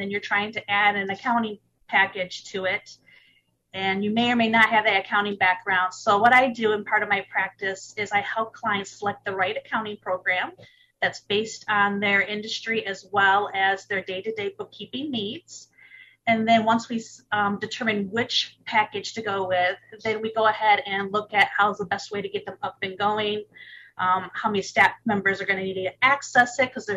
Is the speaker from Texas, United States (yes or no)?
no; Michigan, United States; I'm originally from Michigan, and I'm still in Michigan. Been a Michigander all my life